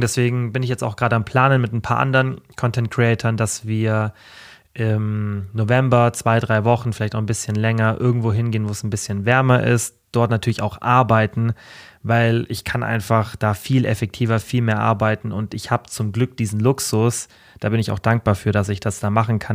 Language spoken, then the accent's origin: German; Germany; also born or lived in Allgäu; ich bin in Deutschland geboren